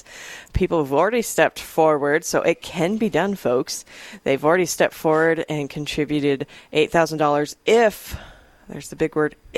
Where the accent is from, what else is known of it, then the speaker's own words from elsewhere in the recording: Rapid City, South Dakota, United States; I grew up in Rapid City